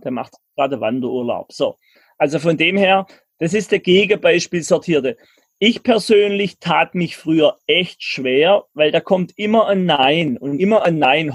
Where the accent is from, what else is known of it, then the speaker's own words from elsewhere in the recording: Germany; ich bin ein Deutscher